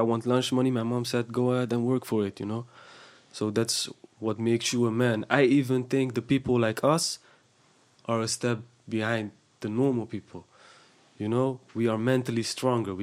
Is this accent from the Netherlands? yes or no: yes; Houtwijk, South Holland, Netherlands; I grew up in Houtwijk